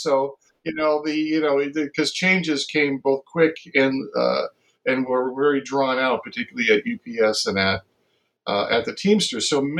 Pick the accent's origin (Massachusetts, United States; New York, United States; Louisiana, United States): Massachusetts, United States; I grew up in Massachusetts